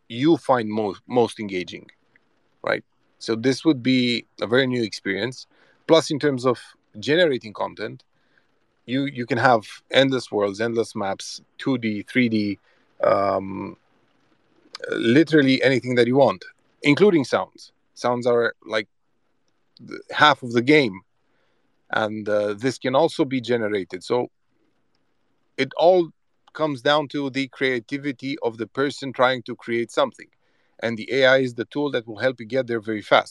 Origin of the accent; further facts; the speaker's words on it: Transylvania, Romania; we're from Transylvania